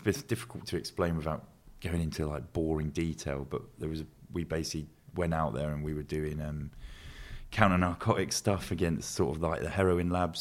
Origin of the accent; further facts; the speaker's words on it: Luton, East of England, United Kingdom; I grew up in Luton